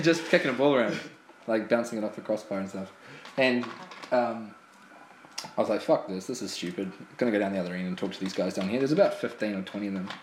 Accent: New Zealand; now in Ireland; New Zealand, which is my homeland

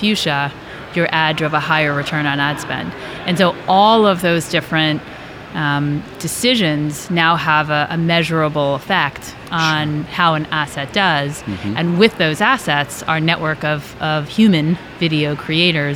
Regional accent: New York, United States; moved away as an adult; also born or lived in Michigan; now in Los Angeles, United States; I'm originally from New York. I moved to LA. I've been there about 16 years

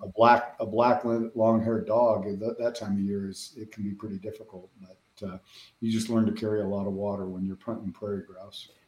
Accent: Denver, Colorado, United States; moved away as an adult; now in Western Kansas, United States; I grew up in the Denver metro area

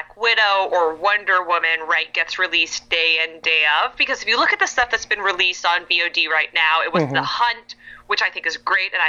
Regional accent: Canada; now in California, United States; I'm from Canada originally

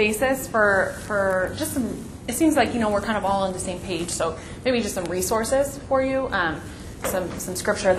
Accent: Long Beach, California, United States; I grew up in Long Beach, California, so actually, yes, one of the most diverse cities in the world as well, where every language was spoken, but also very segregated.

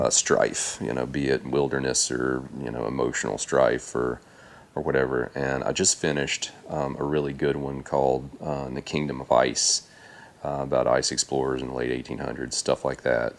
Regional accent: Tennessee, United States; I grew up in Tennessee

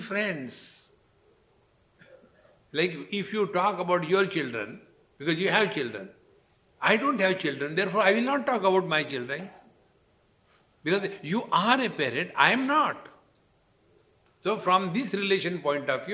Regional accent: India; In relation to the citizenship, I am Indian

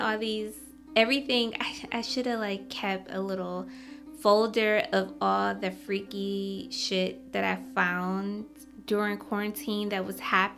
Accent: Michigan, United States; now in New York City, United States; I'm originally from Michigan

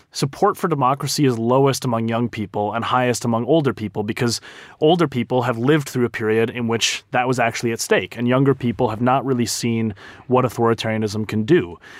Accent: United States; moved away as an adult; as an American abroad

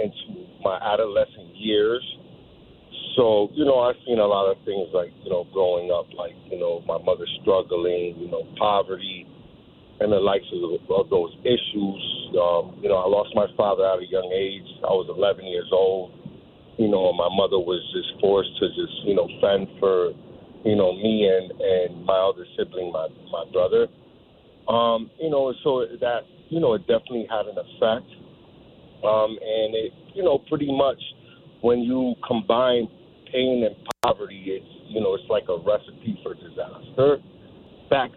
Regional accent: New Britain, Connecticut, United States; when I was growing up, you know, as a child, you know, I was born out here in New Britain, Connecticut

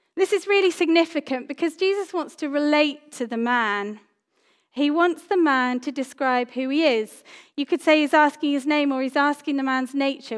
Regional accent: Cyprus; moved away; I grew up in Cyprus

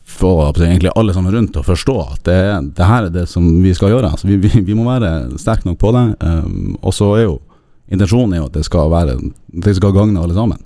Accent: Narvik, Nordland, Norway; moved away; nå er jeg fra Narvik

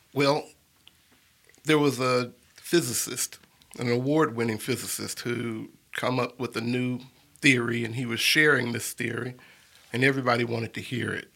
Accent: Birmingham, Alabama, United States; I was born and raised here in Birmingham, Alabama, and I've lived here all my life

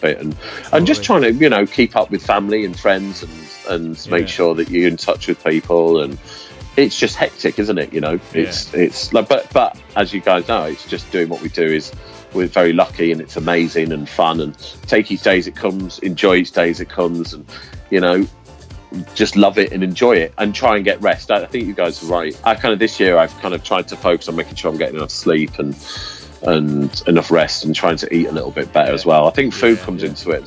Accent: Yorkshire and the Humber, United Kingdom; I'm from Yorkshire, so I like the pub

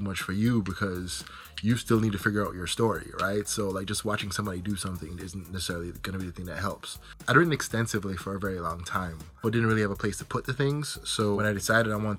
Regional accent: Jamaica; I'm Jamaican

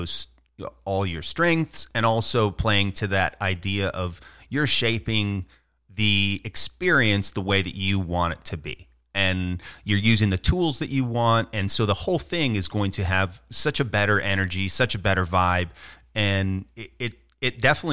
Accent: Minnesota, United States; moved away; I'm originally from Minnesota.

